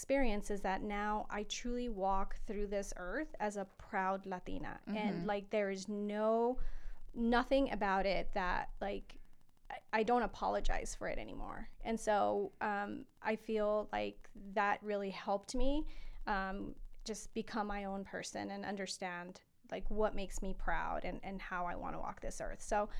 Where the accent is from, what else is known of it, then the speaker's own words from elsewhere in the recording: El Paso, Texas, United States; now in Denver, United States; coming from a border town, is that I feel like in El Paso, I grew up being an American kid, mm-hmm. Even though I knew that I was Latina. And so, but I was American. I was born in America. And so when I moved to Colorado